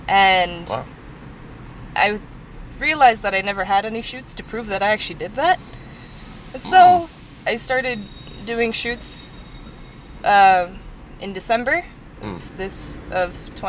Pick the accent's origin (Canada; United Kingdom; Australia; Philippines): Philippines; I am Filipino. Trust we.